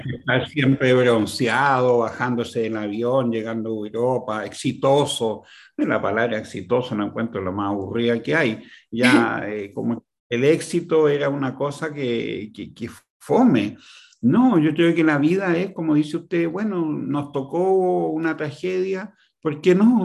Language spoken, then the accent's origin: Spanish; Chile; Yo, yo viví y nací en Chile hace 72 años